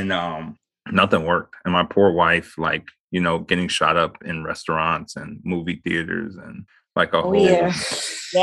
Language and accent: English; Midwest, United States; moved away as an adult; I'm from the Midwest